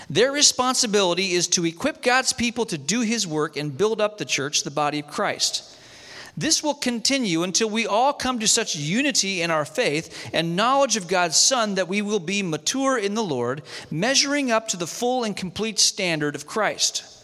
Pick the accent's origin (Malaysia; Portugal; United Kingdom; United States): Malaysia; I grew up in Malaysia um, in the jungles of Malaysia, Novocaine didn't make it there.